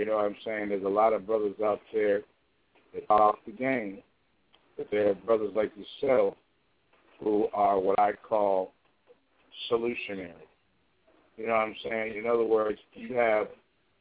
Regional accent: Chicago, Illinois, United States; Chicago, my hometown

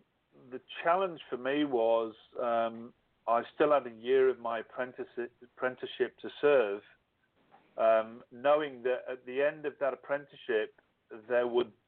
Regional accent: England, United Kingdom; moved away as an adult; now in Australia; I left the UK when I was 30, so that's why I call myself Aussish. I'm too English to be Australian, but I'm still too Australian.

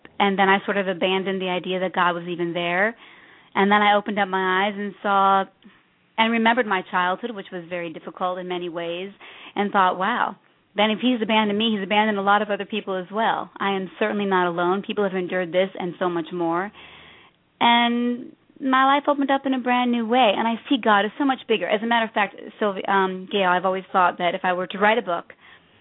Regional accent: Chicago, Illinois, United States; moved away as an adult; also born or lived in East Coast; I was born and raised in Chicago

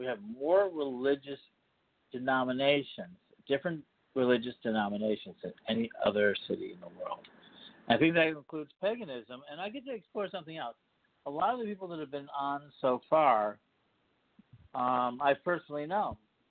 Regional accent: Chicago, Illinois, United States; Chicago Pagans, the fourth episode of said show with … venturing around my fair city, my hometown

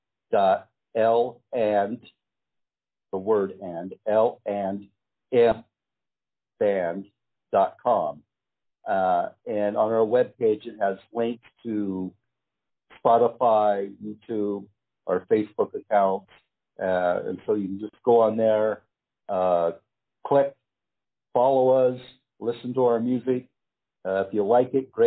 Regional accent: Southern California, United States; moved away as an adult; now in Philippines; Coming from that L.A. club scene, growing up in the Southern California thing

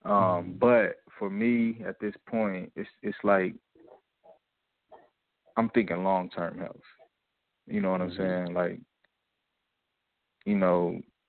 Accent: United States; moved away as an adult; now in Bosnia and Herzegovina; as an American player, American import

